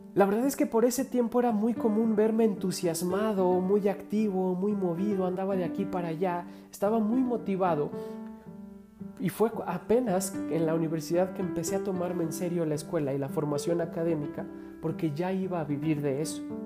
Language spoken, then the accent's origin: Spanish; Mexico